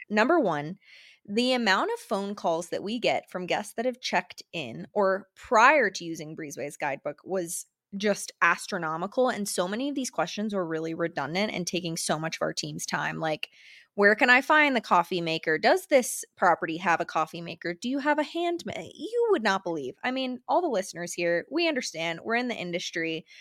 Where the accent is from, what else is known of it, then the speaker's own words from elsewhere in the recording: Florida, United States; now in Jackson Hole, United States; I am from Florida, which you all know this by now, and moved out to Jackson Hole